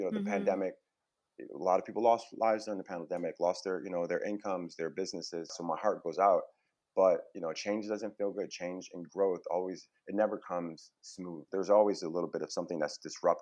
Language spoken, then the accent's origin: English; Buffalo, New York, United States; also born or lived in Harlem, New York City; now in California, United States; I grew up in Buffalo, New York, which is a smaller city upstate near Niagara Falls, Canada.